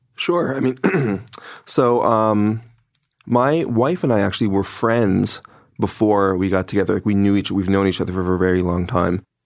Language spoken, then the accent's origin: English; New York City, New York, United States; we all come from multicultural, extremely left wing and liberal Brooklyn